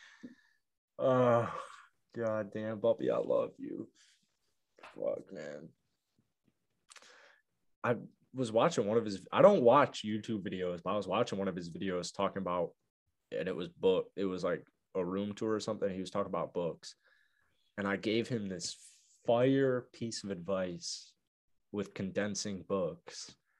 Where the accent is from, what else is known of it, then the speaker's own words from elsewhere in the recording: Arlington Heights, Illinois, United States; moved away as an adult; also born or lived in Chicago, Illinois; now in Florida, United States; I'm from the suburb of Chicago, Arlington Heights